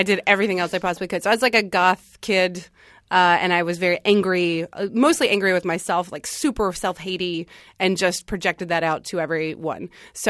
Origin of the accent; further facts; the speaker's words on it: North Carolina, United States; I grew up in North Carolina.